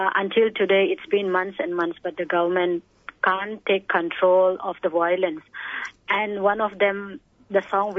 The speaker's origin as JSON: {"language": "English", "town": "Kangpokpi", "region": "Manipur", "country": "India", "said": "I'm from a small town in Kangpopi, which is in the hill districts of Kangpopi district."}